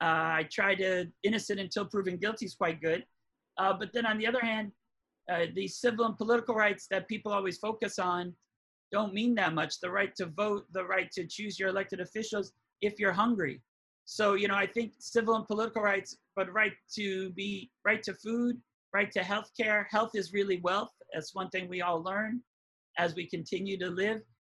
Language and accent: English; Hawaii, United States; Growing up in Hawaii